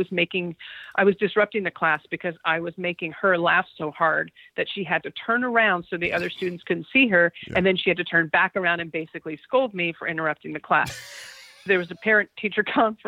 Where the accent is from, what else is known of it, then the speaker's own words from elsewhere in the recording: New Mexico, United States; I'm from New Mexico